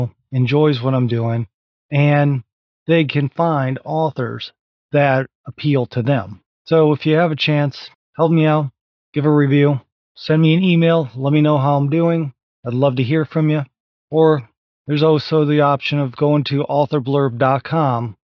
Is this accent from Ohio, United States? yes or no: yes; Ohio, United States; now in Virginia, United States; Grew up and was born and raised in Ohio